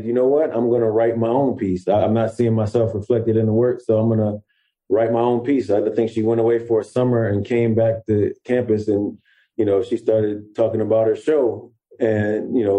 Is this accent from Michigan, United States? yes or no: yes; Detroit area, Michigan, United States; We're both from Detroit, and well, I'm from the next city over, Southview, right there in the Detroit area.